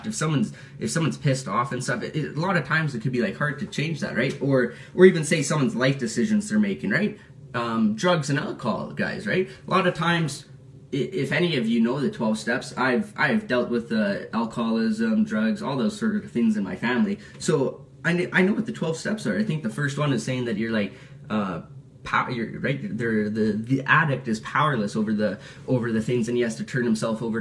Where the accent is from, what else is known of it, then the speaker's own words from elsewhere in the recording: Calgary, Alberta, Canada; Calgary, in my hometown